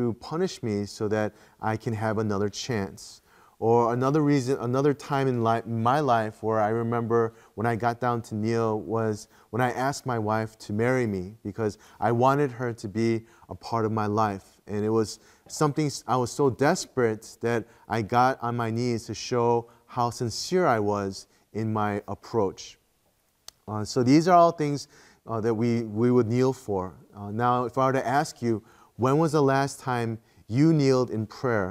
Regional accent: Midwest, United States; moved away as an adult; also born or lived in Korea; growing up in the Midwest and the States

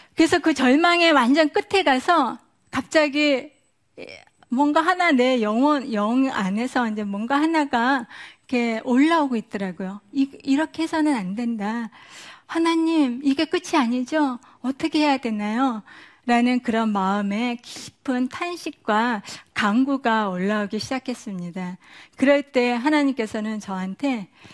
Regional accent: South Korea; moved away as an adult; now in United States; 저는 한국 사람이었다가 미국 사람이 됐고

